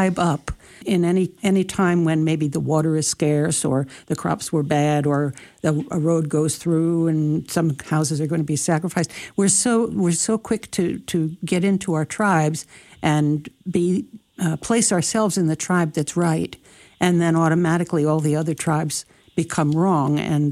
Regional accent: New Jersey, United States; I'm from New Jersey.

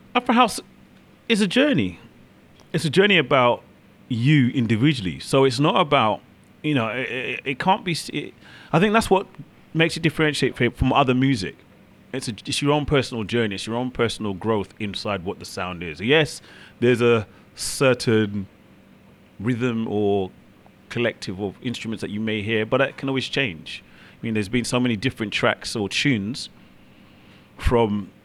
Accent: London, United Kingdom; I'm from London, UK.

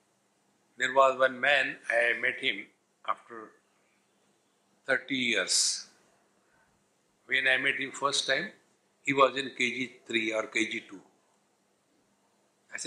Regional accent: India; We are Indian

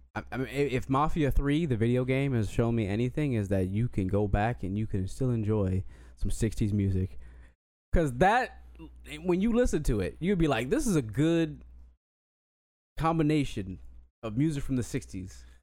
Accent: Colorado, United States; moved away; I was born in Colorado and I was always, you know, I was around white people for my innocent years

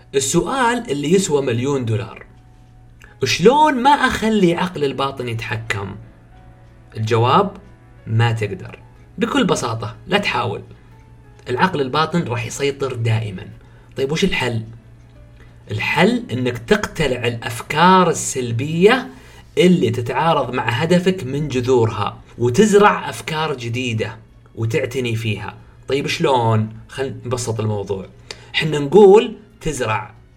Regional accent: Saudi Arabia; عندنا في السعوديه

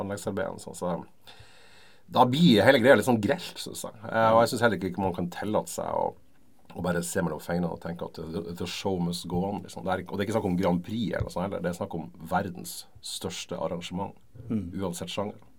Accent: Norway; vi er jo norsk eh, og bor i Norge

